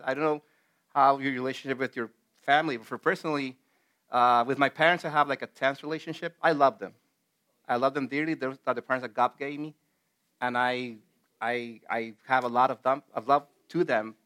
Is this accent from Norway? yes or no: no; El Salvador; moved away; back in my home country in El Salvador